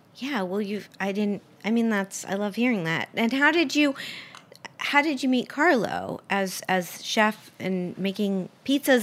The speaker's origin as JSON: {"language": "English", "town": "Miami", "region": "Florida", "country": "United States", "tie": "born or raised there", "said": "Miami, which is my hometown"}